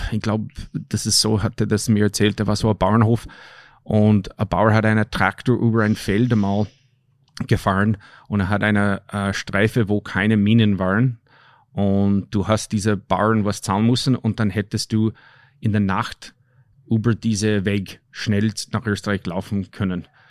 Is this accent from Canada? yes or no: yes; Canada; moved away; also born or lived in Austria; ich bin ein Kanadier